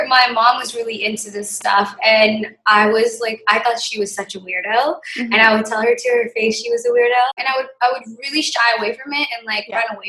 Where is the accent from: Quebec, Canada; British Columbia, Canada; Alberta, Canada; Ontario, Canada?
British Columbia, Canada; New Westminster; also born or lived in Victoria / Vancouver; I grew up in New West, so I grew up quite privileged